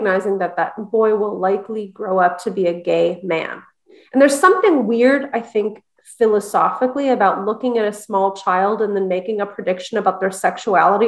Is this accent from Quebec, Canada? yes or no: yes; Montreal, Quebec, Canada; I'm from Montreal too, by the way. I was born in Montreal.